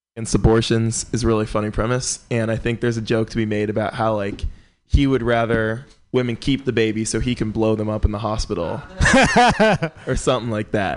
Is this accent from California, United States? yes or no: yes; San Francisco, California, United States; born and raised in San Francisco